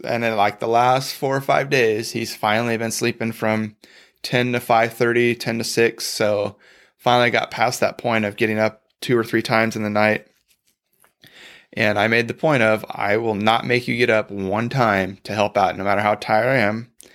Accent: Bakersfield, California, United States; we were actually born and raised in Bakersfield, California

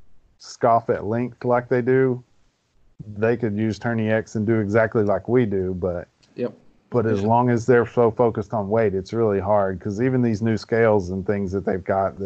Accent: Arkansas, United States; I fished the KBF FLW Cup, which was at Ouachita, which is in my home state

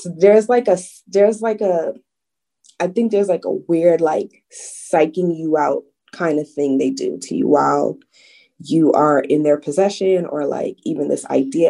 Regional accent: New York City, New York, United States; I'm from the Bronx and we just live a few blocks off of where they killed Amadou Diallo

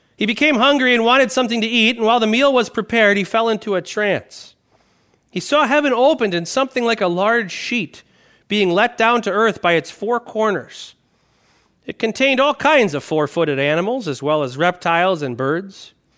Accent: Wisconsin, United States; I grew up in Wisconsin

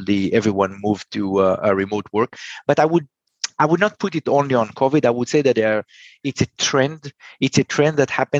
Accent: Israel; I'm from Israel

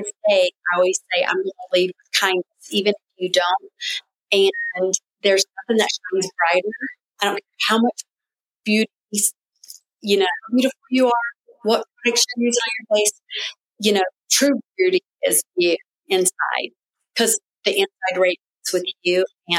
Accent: Hickory, North Carolina, United States; So I'm from Hickory, North Carolina.

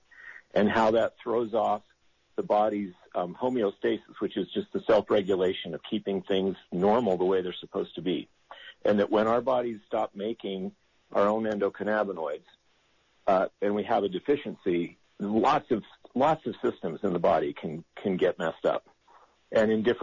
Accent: Utah, United States; moved away; I grew up here in Utah

